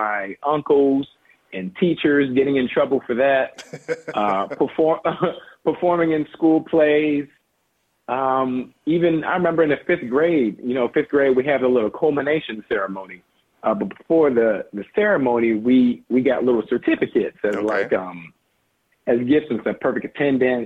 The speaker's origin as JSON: {"language": "English", "town": "Los Angeles", "region": "California", "country": "United States", "tie": "born or raised there", "said": "We live in South LA. We grew up in South"}